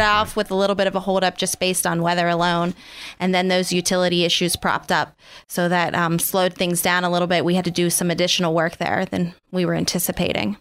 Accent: Oil City, Pennsylvania, United States; I grew up outside of Oil City

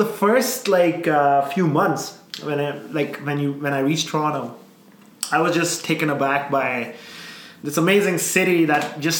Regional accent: South India, India; I'm a South Indian, but, like, North Indian, raised in the South, right? So I can't speak Punjabi.

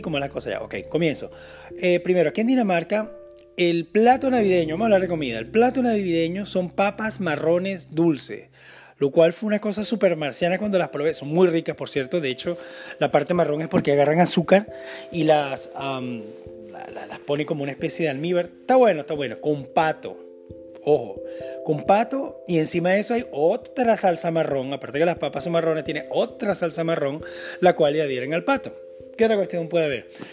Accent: Venezuela; moved away; yo vengo de Venezuela, que es un país 95% cristiano

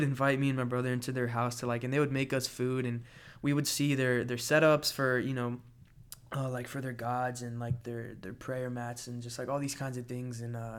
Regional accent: Florida, United States; also born or lived in Atlanta, United States; Man, for me, so I was born in Atlanta, Georgia, but then I moved to Florida when I was like really young. And so I'm a Florida boy.

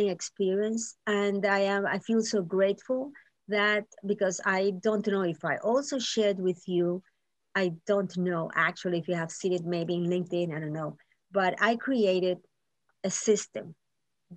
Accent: Nicaragua; now in Miami, United States; I'm from Nicaragua

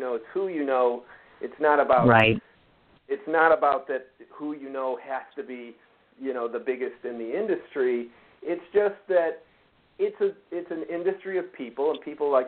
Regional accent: northern suburbs of Chicago, Illinois, United States; moved away as an adult; also born or lived in Los Angeles, California; I grew up in Illinois, in northern suburbs of Chicago

